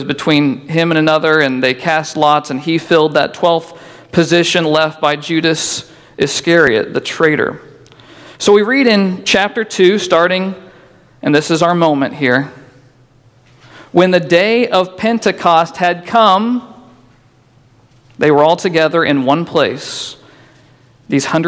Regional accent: Boonville, Indiana, United States; now in Newburgh, United States; I'm originally from Boonville

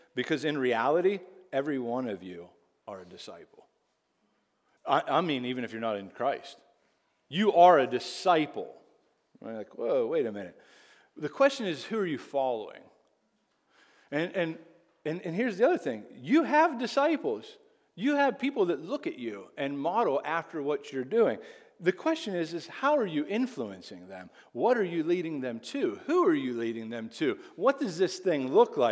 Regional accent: Greensburg, Pennsylvania, United States; I'm actually from Whitesburg, Pennsylvania

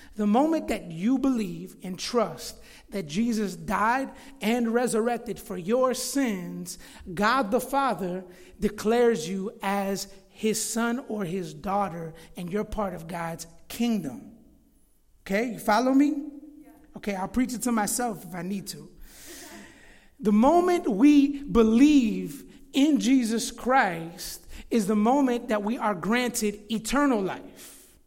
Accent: Florida, United States; moved away as an adult; now in Chicago, United States; I actually grew up in Florida. Right now I'm 31 years old, but I moved to Chicago when I was 19 years old in 2008.

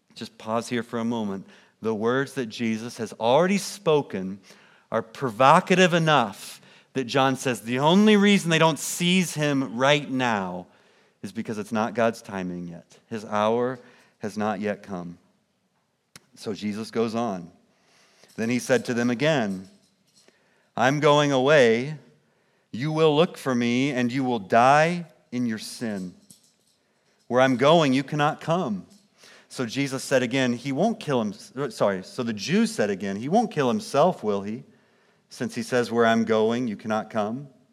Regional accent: Kansas City, Missouri, United States; now in St. Charles, Illinois, United States; I grew up in Kansas City, Missouri, suburbs of Kansas City

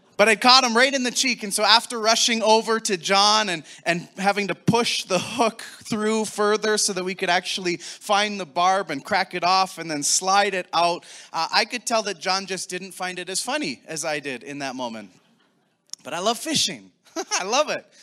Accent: Taber, Alberta, Canada; also born or lived in Calgary / Lethbridge; now in Sherwood Park, Canada; I grew up in Southern Alberta, Tabor, Alberta, to be specific

